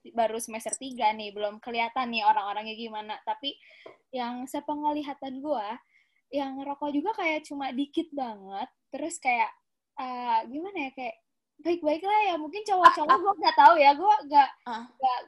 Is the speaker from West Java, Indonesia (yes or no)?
yes; Bandung, West Java, Indonesia; gue asal dari Bandung